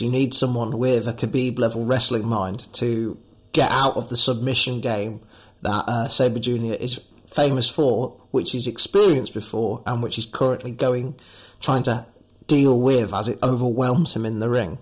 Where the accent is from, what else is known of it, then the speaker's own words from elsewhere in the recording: United Kingdom; I am British myself